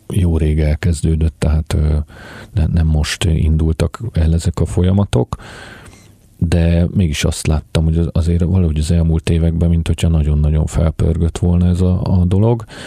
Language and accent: Hungarian; Budapest, Hungary; én született budapesti vagyok